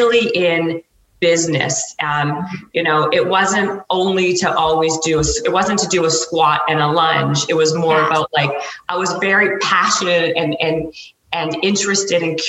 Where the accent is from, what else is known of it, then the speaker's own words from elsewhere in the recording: Canada; moved away as an adult; also born or lived in Toronto; now in Los Angeles, United States; I'm Canadian, and I was actually I was working in the marketing department at BMG in Toronto, and I got a job offer to come to Los Angeles